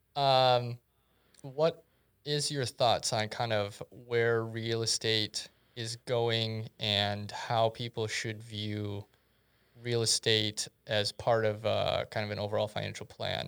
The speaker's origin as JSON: {"language": "English", "region": "South Dakota", "country": "United States", "tie": "born or raised there", "said": "growing up in South Dakota through two thousand seven, two thousand eight"}